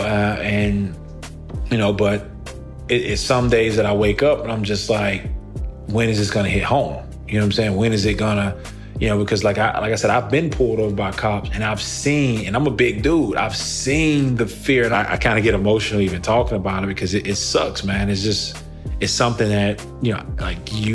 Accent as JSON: {"language": "English", "town": "Moss Point", "region": "Mississippi", "country": "United States", "tie": "born or raised there", "moved": "yes", "said": "I grew up in Moss Point, Mississippi, a really small town on the Gulf Coast of Mississippi"}